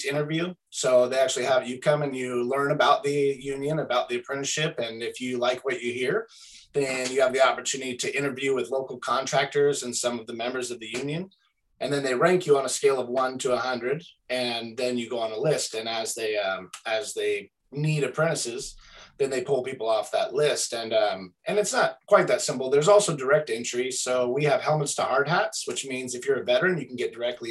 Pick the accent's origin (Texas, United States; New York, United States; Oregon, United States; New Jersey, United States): Oregon, United States; Oakridge; now in Springfield, United States; I was born and raised in Oak Ridge, Oregon, not too far from here, about 40 minutes east.